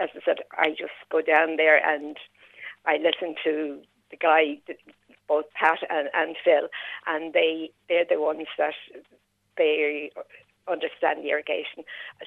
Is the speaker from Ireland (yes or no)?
yes; Dublin, Leinster, Ireland; moved away as an adult; now in Carlow, Ireland; I'm not originally from Carlow. I'm from Dublin. I've been living there for the last 9 years